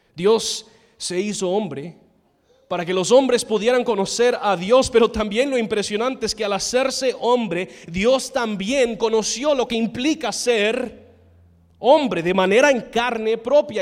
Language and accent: Spanish; United States; Spanish is a second language; moved away; soy gringo